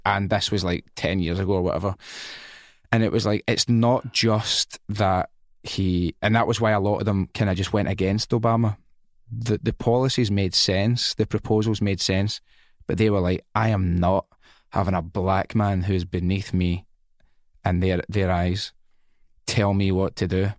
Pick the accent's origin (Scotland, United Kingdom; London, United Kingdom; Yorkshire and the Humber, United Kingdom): Scotland, United Kingdom; also born or lived in England / Spain; I am Scottish